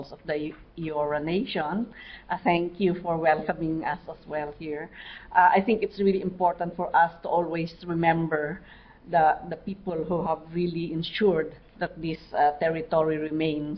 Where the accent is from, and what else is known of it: Mountain Province, Cordillera Administrative Region, Philippines